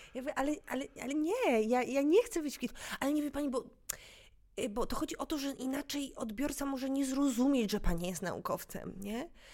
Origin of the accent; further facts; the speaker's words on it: Kraków, Lesser Poland, Poland; ja się wychowywałam na Wydziale Fizyki e, na UJ